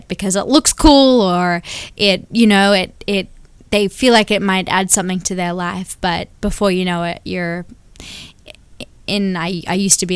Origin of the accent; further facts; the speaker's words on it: Sydney, New South Wales, Australia; now in Anderson, United States; we live in Anderson, South Carolina now, but I was born and raised in Sydney, Australia